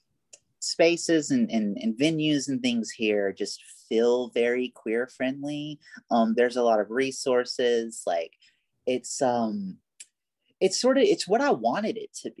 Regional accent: Alabama, United States; moved away as an adult; also born or lived in Birmingham, Alabama; now in Los Angeles, United States; people still comment on my accent, you know, and I give the whole like, oh yeah, I'm from Alabama shtick

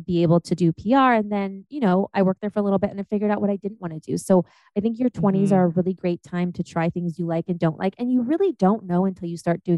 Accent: Ohio, United States; moved away; also born or lived in Germany; I'm from Ohio.

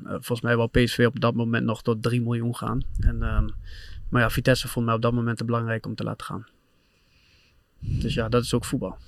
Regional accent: Doetinchem, Gelderland, Netherlands; moved away as an adult; also born or lived in Manchester; waar ik ben opgegroeid

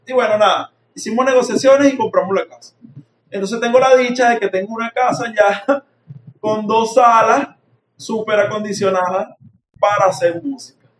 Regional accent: San Mateo, Aragua, Venezuela; also born or lived in La Victoria, Aragua; Me crié en el pueblo de San Mateo

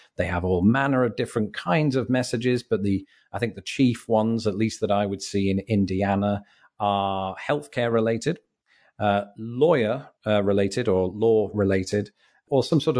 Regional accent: Grimsby, Yorkshire and the Humber, United Kingdom; moved away; when I lived in my hometown of Grimsby, or just sort of built up populated areas, litter was something that you would see here and there. In fact, since I left

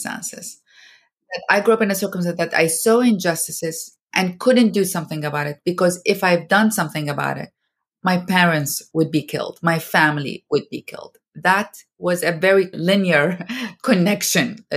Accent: Iraq; moved away as an adult; now in United States; I am from Iraq

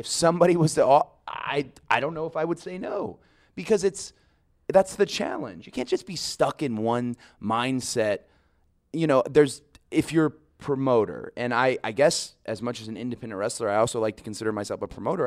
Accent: the South, United States; I'm from the South.

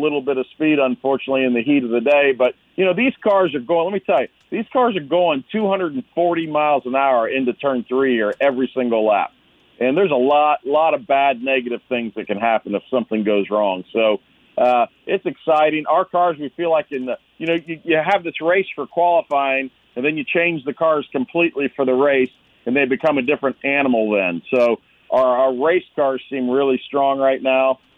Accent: Gahanna, Ohio, United States; I grew up in Gahanna on the east side of Columbus there

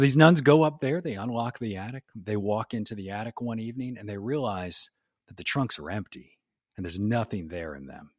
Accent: New Orleans, Louisiana, United States; moved away as an adult; now in Tennessee, United States; I grew up down in New Orleans down there.

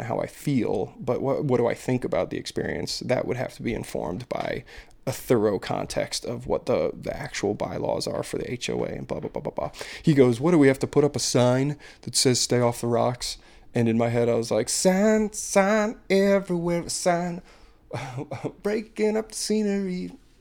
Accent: United States; as like an American

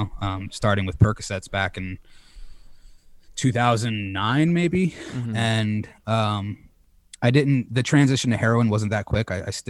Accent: Connecticut, United States; moved away; now I'm in my hometown of Connecticut hanging with my mother for a couple of weeks.

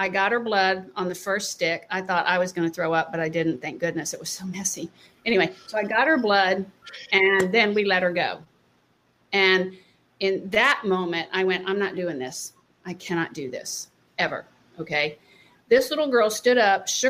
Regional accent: North Carolina, United States; I grew up in North Carolina

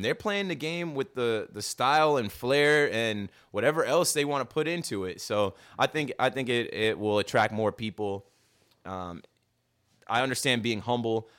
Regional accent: Ocean Township, New Jersey, United States; I'm coming from Ocean Township, New Jersey, where we did play baseball

